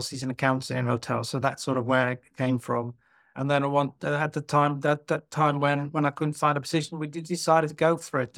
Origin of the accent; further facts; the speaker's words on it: Netherlands; moved away as an adult; also born or lived in London, United Kingdom; now in Cheshire, United Kingdom; I'm originally from Holland, or as it's now called, the Netherlands